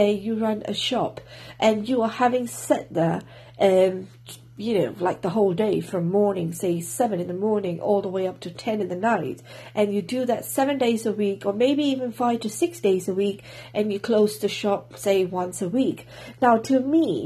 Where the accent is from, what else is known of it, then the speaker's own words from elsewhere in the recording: Singapore; now in Wales, United Kingdom; I'm from Singapore, currently living in Wales, UK